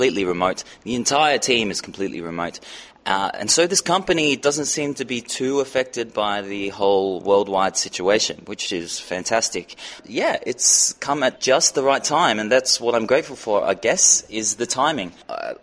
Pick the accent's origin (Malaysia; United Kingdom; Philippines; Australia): Australia; now in Santa Marta, Colombia; I'm an Australian. I'm a dual citizen, Australian-Irish.